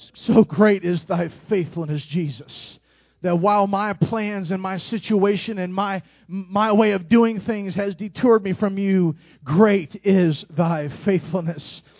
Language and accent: English; Indianapolis, Indiana, United States; moved away; I'm from Indianapolis